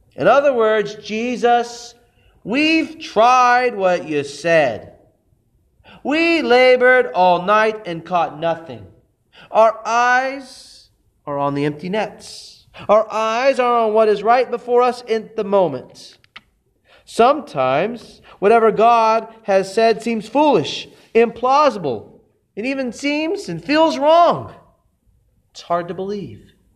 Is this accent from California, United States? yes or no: no; Texas, United States; my hometown in Texas